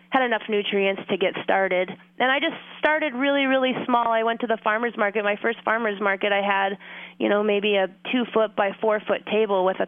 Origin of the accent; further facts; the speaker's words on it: Fairbanks, Alaska, United States; also born or lived in Homer, Alaska; I was born and raised in Fairbanks, Alaska, so I've been in Alaska my whole life